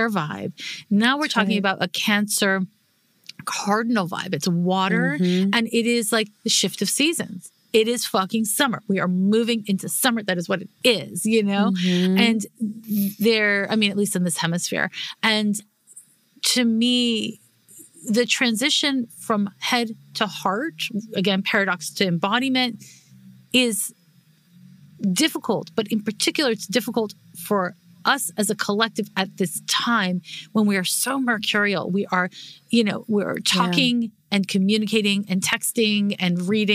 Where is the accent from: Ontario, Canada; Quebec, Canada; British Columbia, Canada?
Quebec, Canada; Montreal; I'm from Montreal, which is when I grew up in the 1980s